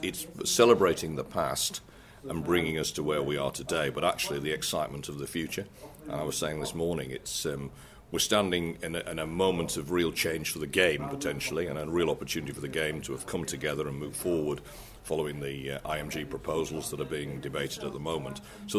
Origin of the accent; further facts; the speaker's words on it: Wakefield, Yorkshire and the Humber, United Kingdom; moved away as an adult; also born or lived in South of England; I grew up in Wakefield in the 60s and 70s, left in 81 to go away to university, having been to school here.